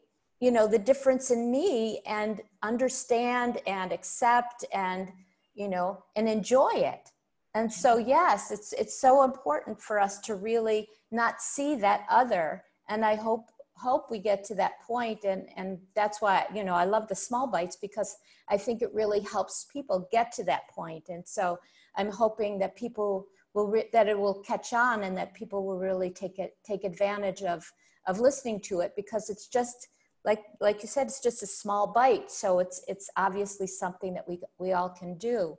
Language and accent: English; Buffalo, New York, United States; moved away; also born or lived in Kuwait; I belong where I grew up in Buffalo, New York